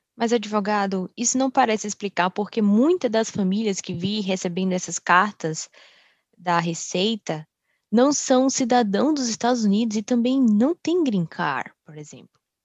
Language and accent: Portuguese; Brazil; now in Dallas, United States; Eu cresci no Brasil e sou fluente em português